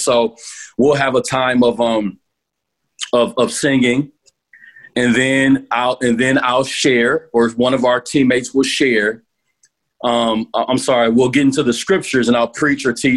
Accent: United States; as American pastors

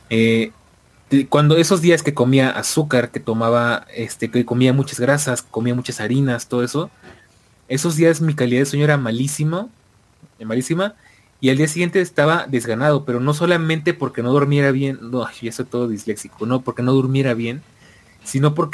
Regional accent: Argentina; Eh, a como argentino, ¿qué estoy haciendo mal, boludo?

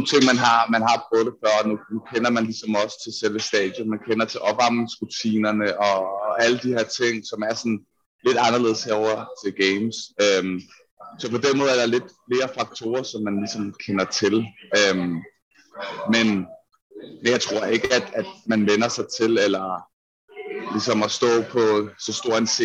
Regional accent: Denmark; og slet ikke som dansker.

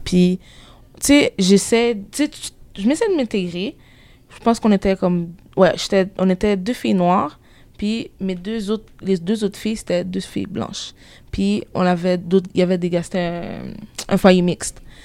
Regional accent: Quebec, Canada; je, viens d'ici

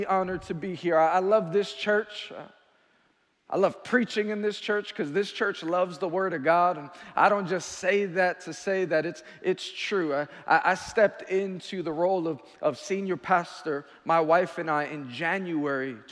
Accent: New York City, New York, United States; I'm from Queens, New York

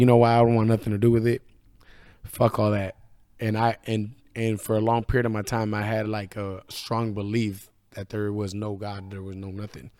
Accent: Northern California, United States; moved away; also born or lived in Idaho; I'm from Northern California

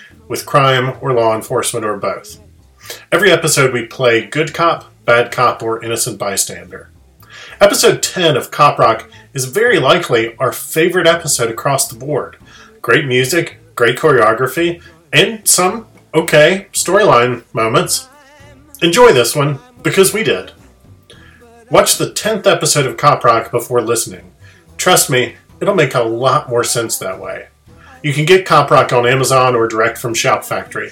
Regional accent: United States; I'm American

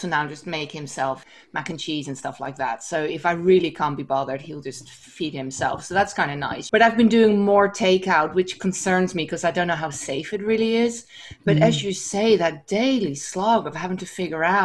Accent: Amsterdam, North Holland, Netherlands; also born or lived in Wisconsin; now in Bay Area, United States; I'm also from Amsterdam

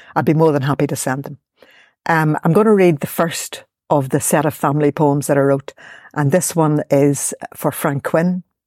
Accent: Belfast, Northern Ireland, United Kingdom; I grew up in Ballymurphy

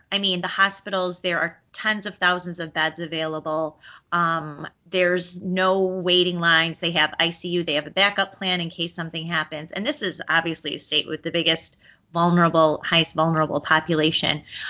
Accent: Illinois, United States; moved away as an adult; now in Florida, United States; I escaped my home state of Illinois

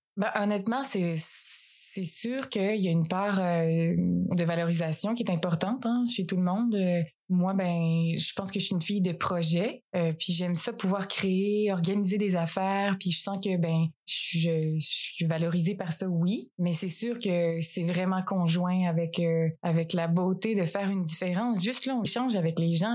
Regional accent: along Route 132, Quebec, Canada; also born or lived in France; je suis née en France, là, mais euh, quand j'ai eu 4 ans, ils ont décidé de faire vraiment le move, pas juste venir en voyage. Puis, ils ont acheté l'auberge avec 4 ans. Donc, j'ai vraiment grandi là

